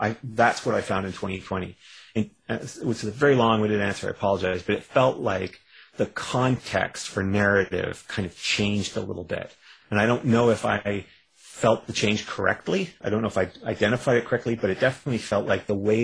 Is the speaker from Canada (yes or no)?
yes; Canada; I'm a Canadian